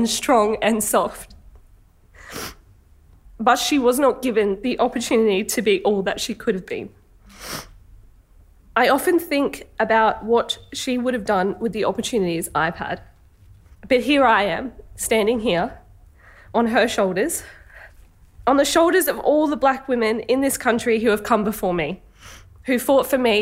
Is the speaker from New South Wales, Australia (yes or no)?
yes; Sydney, New South Wales, Australia; I was born on Gadigal country